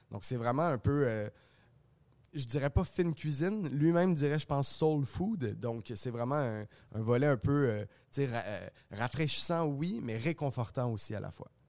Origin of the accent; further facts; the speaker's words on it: Montreal, Quebec, Canada; On est fiers, je trouve, en tant que Montréalais et en tant que Québécois aussi, de consommer local.